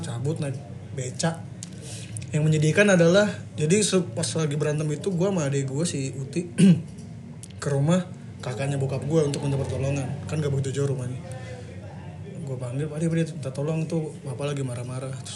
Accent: Bekasi, West Java, Indonesia; also born or lived in Cianjur; numpang lahir doang kayaknya. Karena nyokap kan orang Cianjur. Terus tinggalnya di Bekasi sih udah lah. Sampai sekarang sih 20 tahun lebih

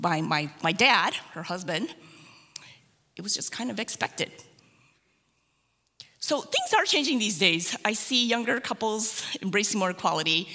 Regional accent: United States; the second generation is born in the United States. So that's my husband and I, we're the second generation.

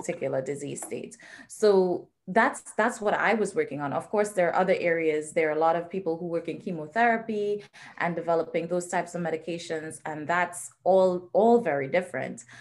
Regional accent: Trinidad & Tobago; moved away as an adult; now in United States; So I was born and raised in the Twin Island Republic of Trinidad and Tobago

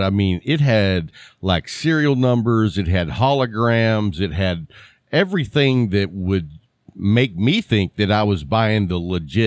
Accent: Texas, United States; I'm from Texas

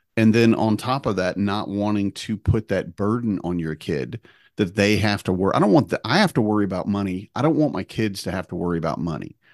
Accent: Wisconsin, United States; we were growing up in Wisconsin

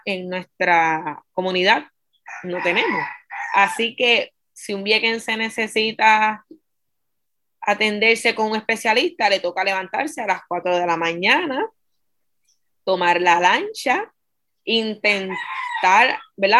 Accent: Vieques, Puerto Rico; also born or lived in Fajardo; Yo nací en Fajardo para 1993, ¿verdad? Para esa fecha las mujeres viequenses no podían dar a luz en Vieques, así que, ¿verdad? A mi mamá le tocó este, cruzar el charco y dar a luz en Vieques, pero ya los tres días de haber nacido ella estaba en Vieques. Así que yo me crié en Vieques eh, toda mi vida

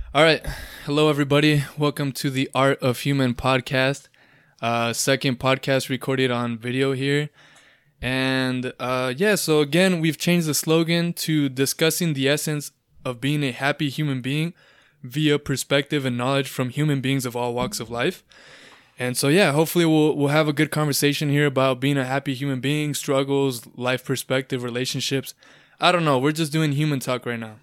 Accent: Lake Elsinore, California, United States; I grew up in Lake Elsinore

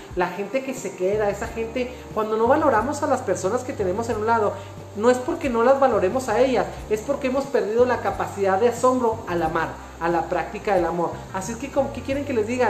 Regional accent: Mexico; como mexicanos

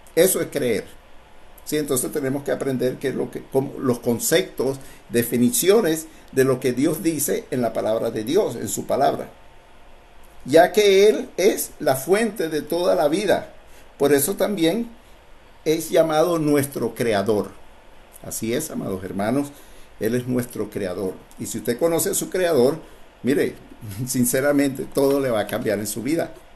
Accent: Venezuela; somos de Venezuela

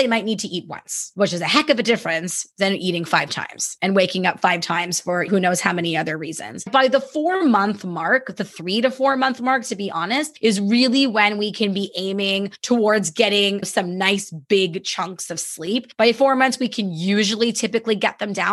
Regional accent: Canada; I'm very Canadian

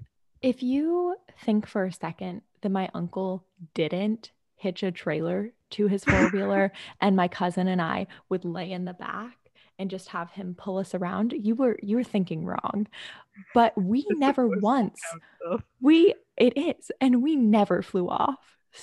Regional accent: Florida, United States; I am from Yeehaw, Florida.

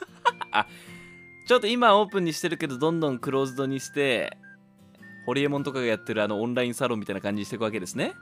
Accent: Chiba, Japan; 僕の地元の千葉

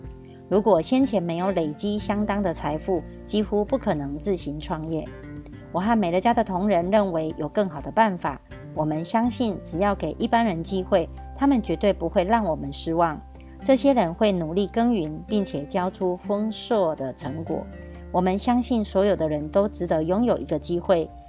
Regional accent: Miaoli County, Taiwan; 今天要为大家导读的主题是

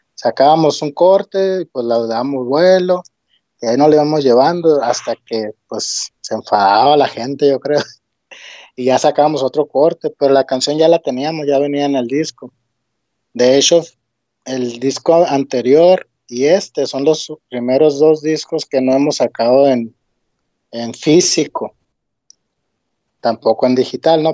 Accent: Hermosillo, Sonora, Mexico; soy de aquí de Hermosillo.

